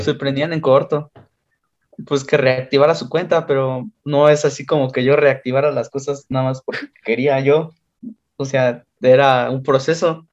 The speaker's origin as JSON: {"language": "Spanish", "country": "Mexico", "accent": "Mexican"}